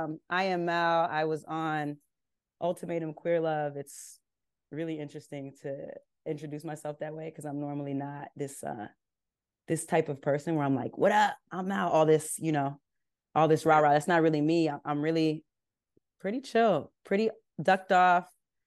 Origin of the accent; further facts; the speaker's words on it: California, United States; I grew up in Southern California. I'm like a skater kid at the core.